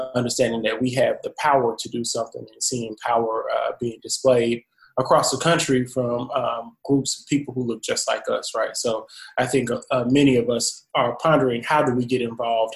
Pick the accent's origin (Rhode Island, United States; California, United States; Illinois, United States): Illinois, United States; Champaign; also born or lived in Jackson, Mississippi; I'm originally from Champaign, Illinois